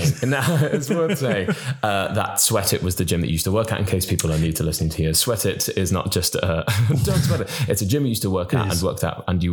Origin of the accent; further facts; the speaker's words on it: Cardiff, Wales, United Kingdom; I'm from Cardiff. I'm from Cardiff, for God's sake. I know I don't sound like it.